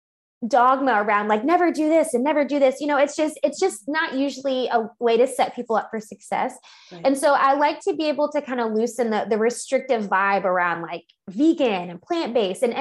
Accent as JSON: {"language": "English", "region": "Louisiana", "country": "United States", "moved": "yes", "lives_now": "Texas, United States", "said": "I'm originally from Louisiana"}